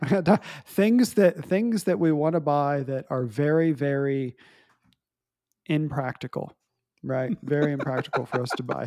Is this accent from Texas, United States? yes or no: yes; Fredericksburg, Texas, United States; in my hometown, um, small town of Fredericksburg. And, um, I've, I grew up there all my life